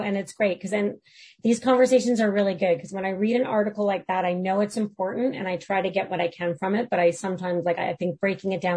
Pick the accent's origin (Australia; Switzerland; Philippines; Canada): Canada; I felt so let down as a Canadian